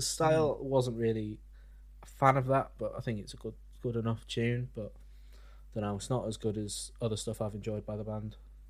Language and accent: English; Wales, United Kingdom; We're all Welsh.